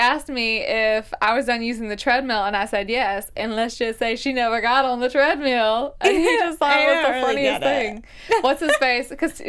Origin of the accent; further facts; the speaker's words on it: Mobile, Alabama, United States; I'm from North Mobile. So, Mobile mm-hmm. is, like, a big city with smaller cities in it.